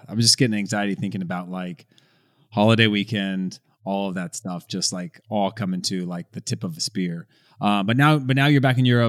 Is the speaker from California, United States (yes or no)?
yes; California, United States; at least for me growing up in California, you learned how to swim, you were in water, we had rivers